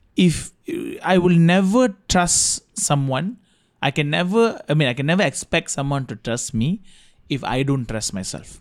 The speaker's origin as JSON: {"language": "English", "country": "India", "said": "as an Indian"}